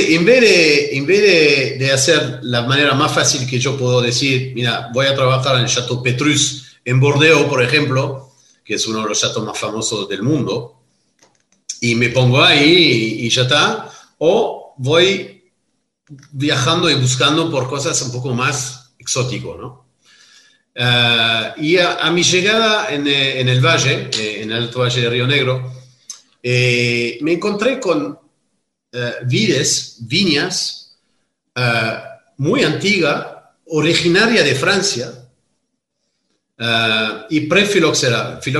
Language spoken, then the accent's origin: Spanish; Stellenbosch, Western Cape, South Africa; born there; also born or lived in Rustenberg; Y yo nací en Sudáfrica. Nací en una propiedad que se llama Rustenberg en Stellenbosch. Stellenbosch es el Mendoza